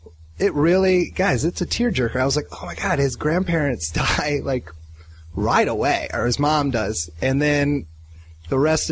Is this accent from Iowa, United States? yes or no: yes; Iowa, United States; now in Los Angeles, United States; I grew up in Iowa, Andy.